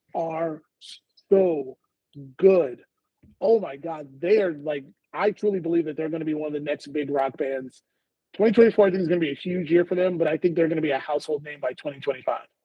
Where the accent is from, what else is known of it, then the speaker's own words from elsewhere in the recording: Houston, Texas, United States; We're both from Houston